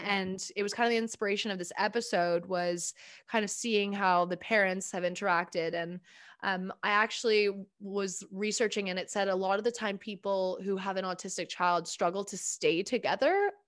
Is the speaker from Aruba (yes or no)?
no; Bermuda; I'm from I'm from Bermuda